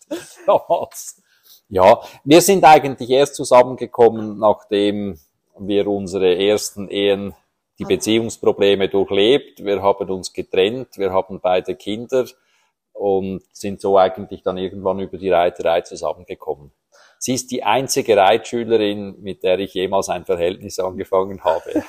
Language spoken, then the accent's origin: German; Horgen, Zurich, Switzerland; Ich bin in Horgen aufgewachsen